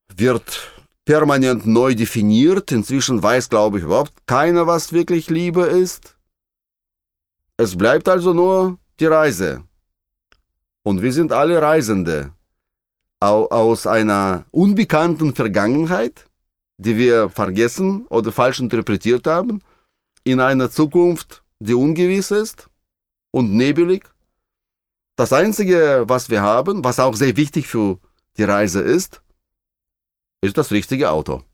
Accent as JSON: {"language": "German", "country": "Russia", "tie": "born or raised there", "moved": "yes", "said": "In meiner Heimat in Russland"}